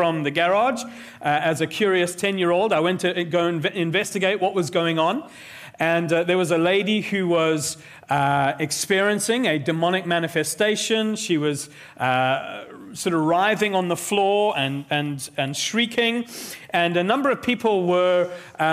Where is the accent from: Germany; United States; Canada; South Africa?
South Africa; I grew up in South Africa